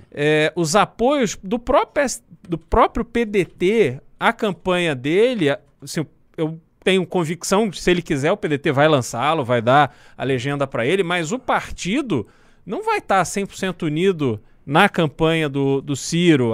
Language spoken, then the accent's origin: Portuguese; Brazil; como brasileiro